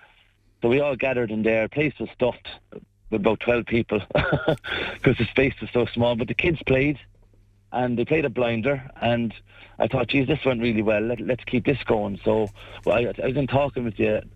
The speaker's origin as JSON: {"language": "English", "town": "Shannon", "region": "County Clare", "country": "Ireland", "tie": "born or raised there", "said": "my hometown of Shannon"}